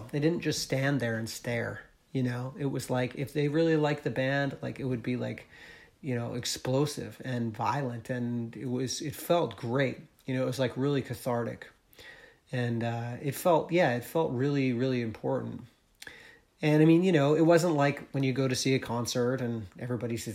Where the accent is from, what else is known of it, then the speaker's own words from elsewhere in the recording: New England, United States; growing up in New England, like there wasn't much of a punk scene uh, where I where I lived.